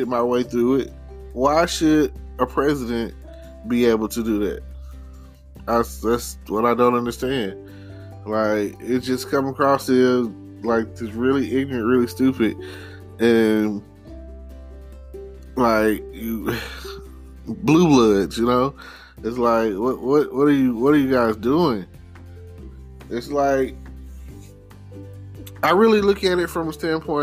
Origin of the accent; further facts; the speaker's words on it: Texas, United States; I'm a Texan